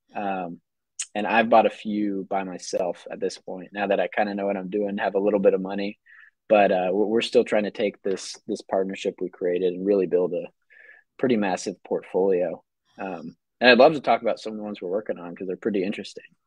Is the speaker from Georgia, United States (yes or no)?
yes; North Georgia, United States; now in Atlanta, United States; I grew up in North Georgia